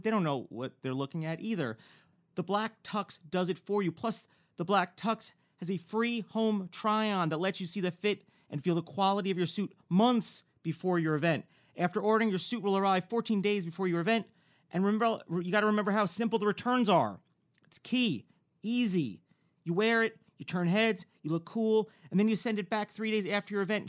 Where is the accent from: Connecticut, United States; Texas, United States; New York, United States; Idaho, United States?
New York, United States; Newburgh; born or raised there; moved away as an adult; also born or lived in Bergen County, New Jersey; now in Los Angeles, United States